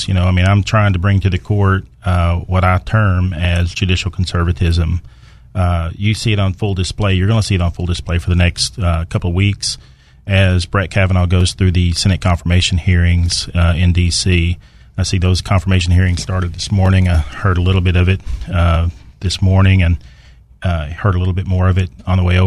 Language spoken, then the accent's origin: English; Texarkana, Arkansas, United States; I grew up in Texarkana on the right side of the state line, Arkansas side